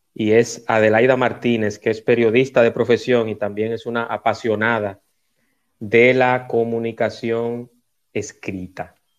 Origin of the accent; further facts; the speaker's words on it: Dominican Republic; mi país, porque soy dominicano